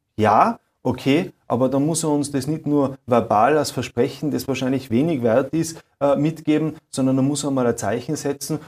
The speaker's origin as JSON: {"language": "German", "country": "Austria", "said": "Bei uns in Österreich mit diesem Spendierfeudalismus"}